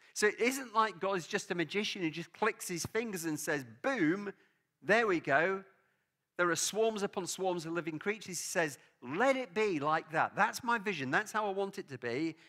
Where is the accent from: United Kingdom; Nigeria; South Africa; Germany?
United Kingdom; England; now in Scotland; I love living in Scotland. Obviously, I'm English. My family background is Welsh